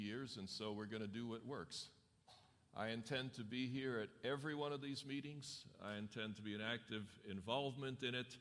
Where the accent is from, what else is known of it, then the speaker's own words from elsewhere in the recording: New York City, New York, United States; now in Loma Linda, United States; I grew up in New York City